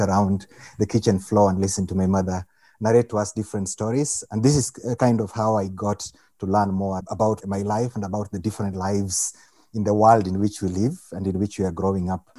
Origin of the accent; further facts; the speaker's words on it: Kenya; I'm Kenyan. I'm from Kenya